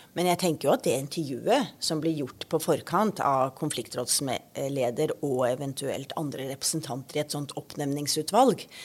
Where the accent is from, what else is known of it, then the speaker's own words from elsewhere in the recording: Kristiansand, Agder, Norway; Kristiansand, der jeg kommer fra